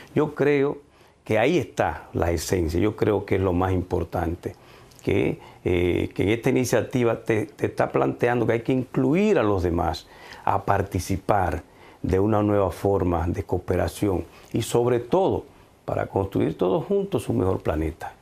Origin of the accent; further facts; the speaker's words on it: Dominican Republic; yo desde República Dominicana puedo ofrecer mis productos a China